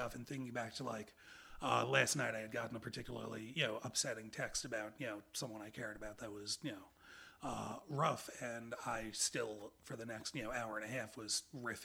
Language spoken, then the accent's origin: English; Long Island, New York, United States; Long Island, which is where I grew up.